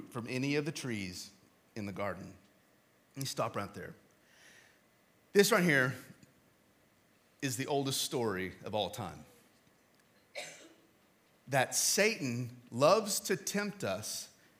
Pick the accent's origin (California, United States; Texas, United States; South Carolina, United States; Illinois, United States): Texas, United States; I'm from Texas